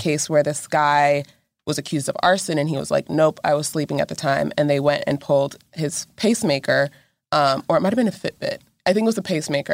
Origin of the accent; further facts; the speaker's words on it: Texas, United States; moved away; I actually grew up, like, forty-five minutes away from this area